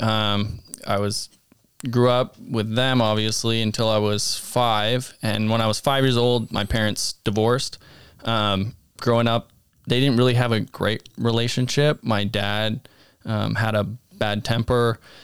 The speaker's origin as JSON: {"language": "English", "town": "Abbotsford", "region": "British Columbia", "country": "Canada", "tie": "born or raised there", "said": "I grew up in Abbotsford, British Columbia"}